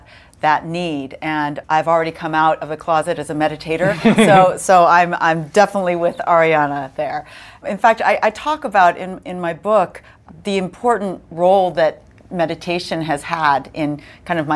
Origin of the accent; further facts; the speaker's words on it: California, United States; I'm from California